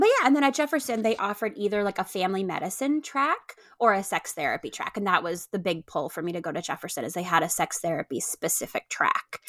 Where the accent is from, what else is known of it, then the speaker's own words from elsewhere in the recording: Puerto Rico; moved away as an adult; also born or lived in upstate New York; I grew up in upstate New York, and then I grew up in Puerto Rico